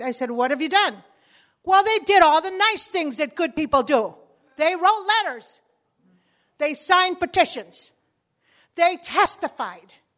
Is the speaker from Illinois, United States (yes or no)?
yes; Chicago, Illinois, United States; first language Spanish; English is a second language; When I was a kid, I grew up in Chicago, and I was the only Spanish-speaking child in the whole neighborhood.